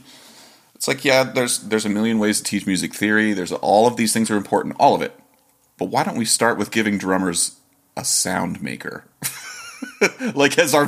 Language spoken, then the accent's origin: English; Ohio, United States; I grew up in Ohio